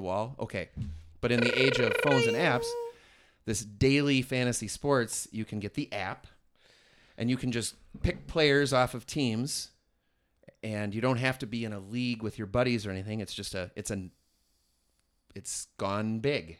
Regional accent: Merrimack, New Hampshire, United States; I'm from Merrimack

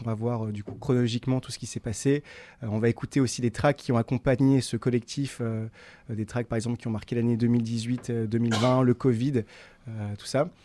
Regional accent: Tourcoing, Hauts-de-France, France; je suis né, suis à Tourcoing

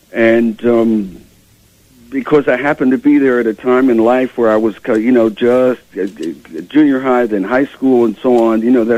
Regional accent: New York, United States; born there; also born or lived in Milwaukee, Wisconsin; I was born in New York.

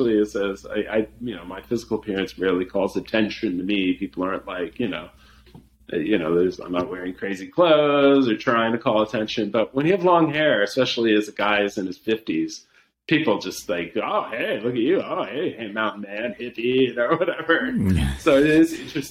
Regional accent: Santa Monica, California, United States; now in Willamette Valley, Oregon, United States; I grew up near Santa Monica

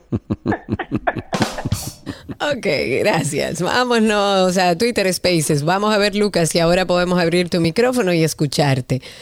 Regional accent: Dominican Republic

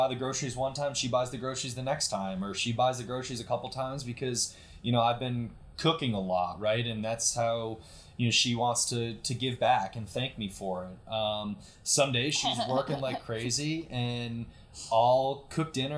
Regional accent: Connecticut, United States; now in Atlanta, United States; I lived growing up in a small town in Connecticut

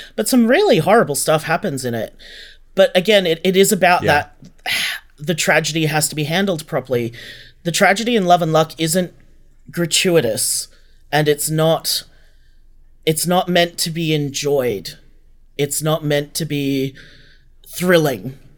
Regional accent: Australia; we're all Australian writers

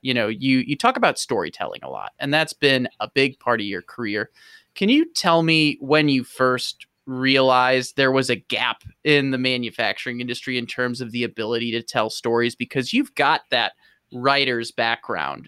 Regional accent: St. Louis, Missouri, United States; moved away; St. Louis is my hometown

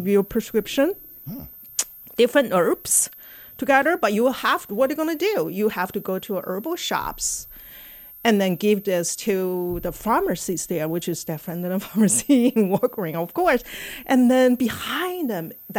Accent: China; moved away as an adult; also born or lived in Shanghai; now in St. Louis, United States; I came here from China back in 1990.

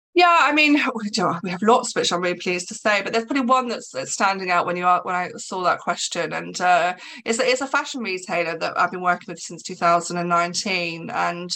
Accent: England, United Kingdom; I'm English

